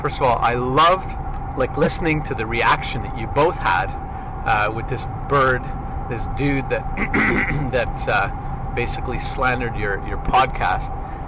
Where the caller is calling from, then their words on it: Hemingford, Quebec, Canada; I'm sending this from Hemingford, Quebec, which is a small rural town, 20 miles south of Montreal, right on the New York-Vermont border.